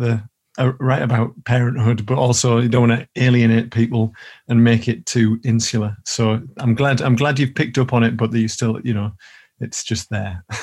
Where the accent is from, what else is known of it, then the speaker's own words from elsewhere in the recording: Billingham, North East England, United Kingdom; now in Newcastle, United Kingdom; I'm still really good friends with a couple of the lads that I grew up with in Billingham